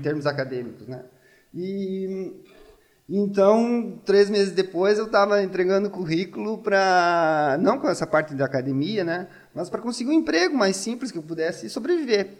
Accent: Santo Augusto, Rio Grande do Sul, Brazil; moved away as an adult; also born or lived in Palmeira das Missões, Brazil / Ireland / Italy / Pamplona, Spain; now in Coimbra, Portugal; Eu nasci em Palmeiras das Missões e no outro dia já estava em Santo Augusto

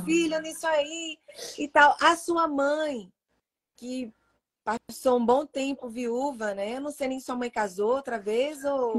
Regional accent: Pernambuco, Brazil; moved away; Mas eu sou pernambucana

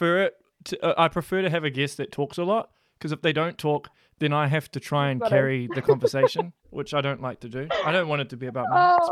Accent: Auckland, New Zealand; moved away; I'm from there. Every time I go back, I'm from Tiatu South.

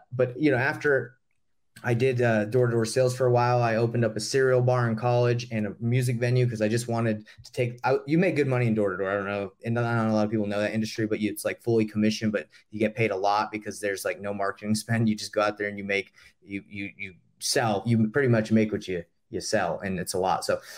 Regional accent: Atlanta, Georgia, United States; So I grew up in Atlanta, Georgia.

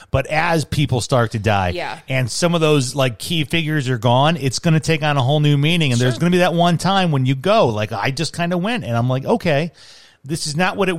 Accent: Chicago, Illinois, United States; moved away as an adult; also born or lived in Salt Lake City / Seattle / Milwaukee; as a guy who's kind of lived everywhere, and Chicago being the place that raised me and, that's home base

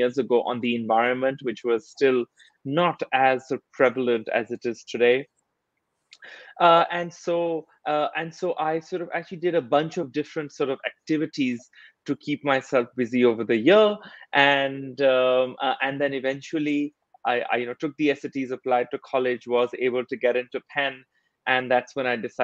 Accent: India; moved away as an adult; I grew up in India

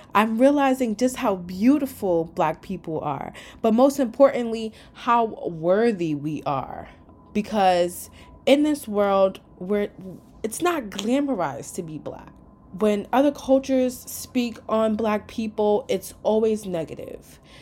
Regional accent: New York, United States; I am from New York, where we're just like one big melting pot

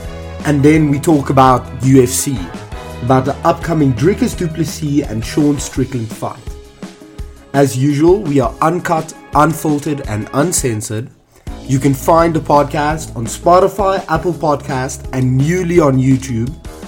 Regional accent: South Africa; accent: Afrikaans; English is a second language; moved away; I felt like I lost my Afrikaans accent when I went overseas for like after a year.

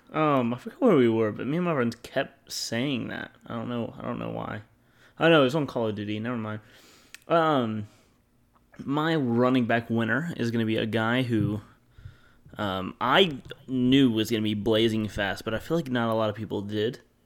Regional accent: Louisiana, United States; I'm from Louisiana, I'm Southern.

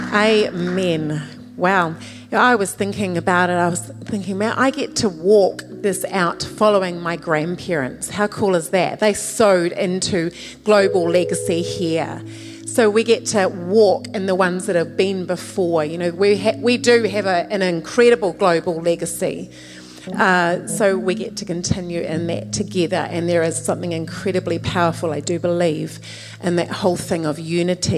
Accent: New Zealand; moved away; I was born in New Zealand

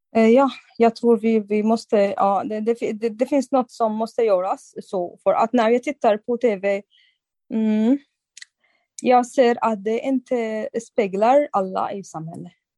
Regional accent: Syria; Swedish is a second language; moved away as an adult; also born or lived in Turkey; now in Sweden; jag kommer från samma land, eh, samma länder

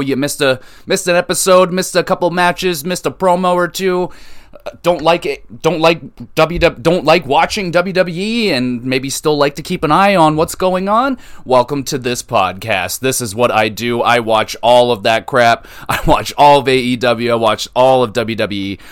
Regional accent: Canada; I'm not American. I'm Canadian

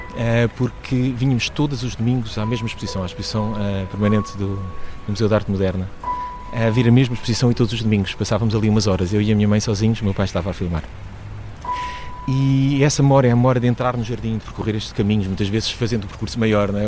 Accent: Lisbon, Portugal; eu nasci em Lisboa, nasci em, em Campo de Ourique

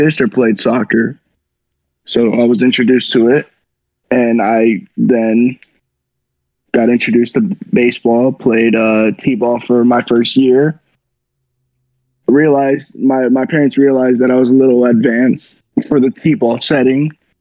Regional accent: Hialeah, Florida, United States; moved away as an adult; also born or lived in Nashville, Tennessee; I grew up in Hialeah, Florida

